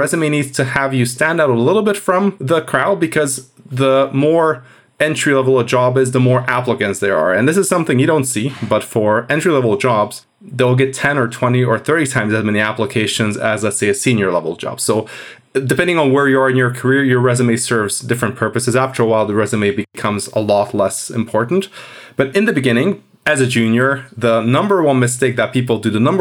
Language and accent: English; Hungary; moved away as an adult; also born or lived in Edinburgh, United Kingdom; I'm from Hungary